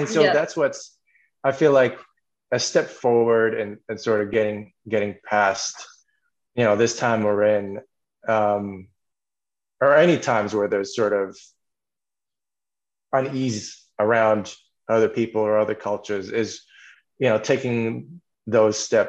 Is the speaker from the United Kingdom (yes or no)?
no; Canada; also born or lived in Los Angeles / Bangkok; I'm also born and raised in Canada